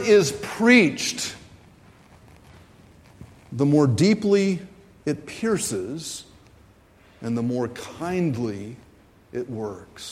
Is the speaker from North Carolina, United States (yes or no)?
yes; Raleigh, North Carolina, United States; I grew up in Raleigh, North Carolina